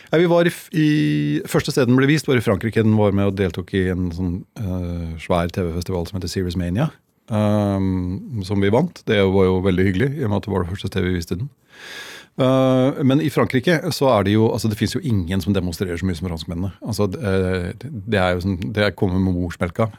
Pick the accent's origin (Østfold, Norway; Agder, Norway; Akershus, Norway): Østfold, Norway; Halden; jeg er fra Halden